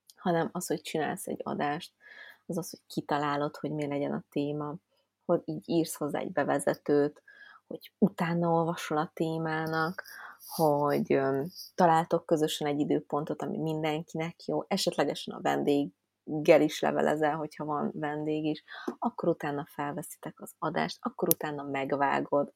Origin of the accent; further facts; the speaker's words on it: Budapest, Hungary; Én, aki, értitek, fővárosba nőttem föl, és az állatkertbe láttam kecskét